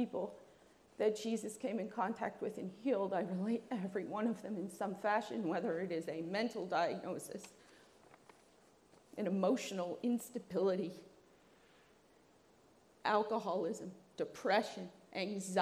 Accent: New Jersey, United States; I am from New Jersey

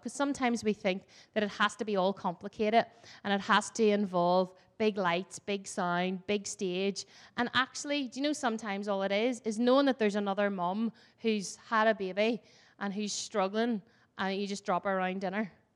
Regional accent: Ireland; I'm Irish and Irish love to tell stories and talk

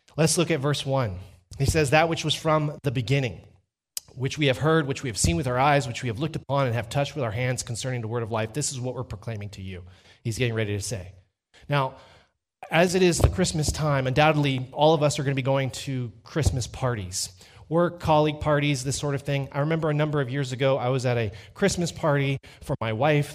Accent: Dripping Springs, Texas, United States; I'm from Dripping Springs, Texas.

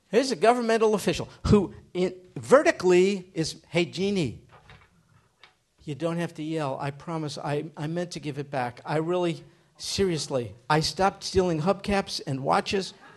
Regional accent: United States; I grew up in America.

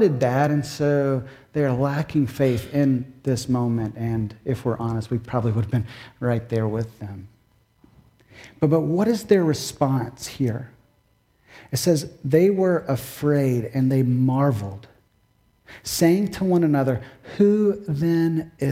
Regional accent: Kentucky, United States; now in Massachusetts, United States; growing up in Kentucky, we had more thunderstorms than we typically do in Massachusetts

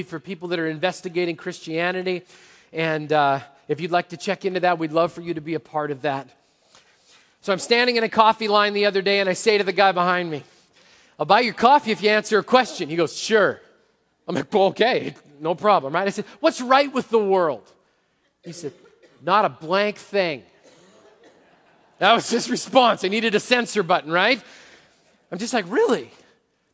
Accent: Canada; moved away; I grew up in Canada as a Montreal Expos fan

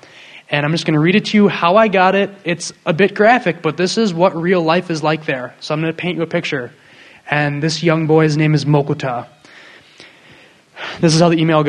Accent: Waukesha, Wisconsin, United States; also born or lived in Southern California; I'm from Wisconsin. I grew up in Waukesha, near Milwaukee.

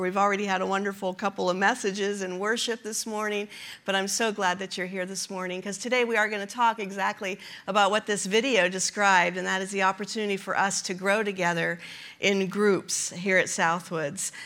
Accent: Kansas City, United States; We are from Kansas City

